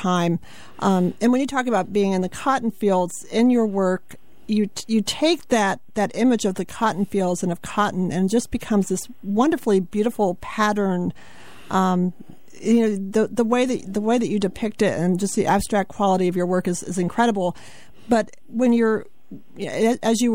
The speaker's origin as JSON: {"language": "English", "town": "Washington", "region": "District of Columbia", "country": "United States", "tie": "born or raised there", "also_born_or_lived": "rural South Carolina", "said": "I actually grew up in the Washington, D.C. area, but a lot of my family is from the South. I'm from South Carolina, rural South Carolina"}